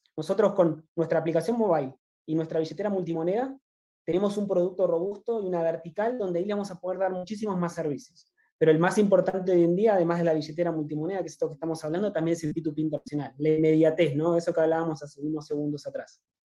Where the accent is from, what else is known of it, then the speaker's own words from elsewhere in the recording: Argentina; yo soy argentino